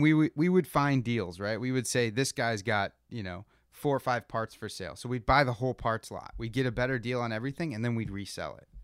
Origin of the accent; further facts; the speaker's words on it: Rochester, New York, United States; We grew up in Rochester, New York